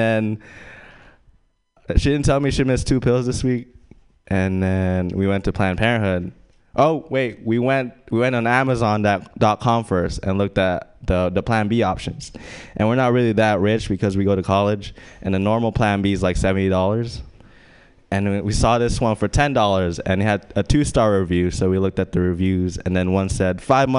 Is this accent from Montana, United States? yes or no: no; Louisiana, United States; I'm Asian, and I grew up in Louisiana for quite a bit, for like 3 years. My dad was in the military